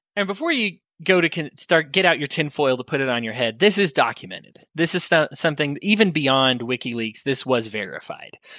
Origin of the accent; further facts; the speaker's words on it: United States; As American people